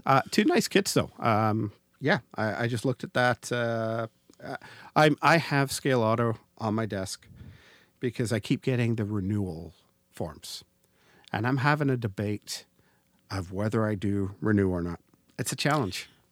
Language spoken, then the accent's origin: English; Canada; we're Canadians. And as a Canadian